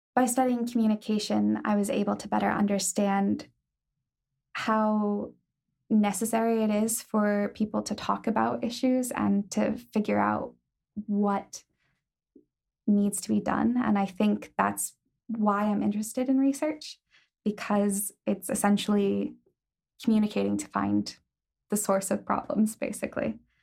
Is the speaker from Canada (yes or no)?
no; Ohio, United States; moved away as an adult; now in Belfast, United Kingdom; I'm from Ohio